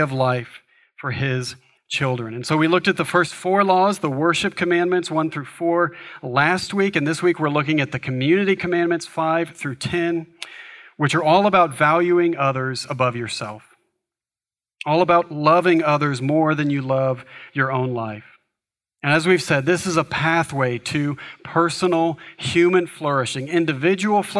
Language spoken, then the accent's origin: English; United States; for us, as American society, we are highly individualistic